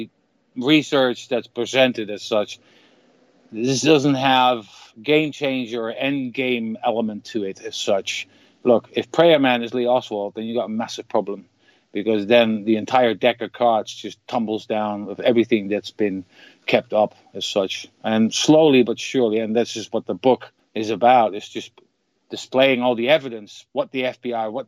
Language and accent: English; Netherlands; I'm from the Netherlands, so in Holland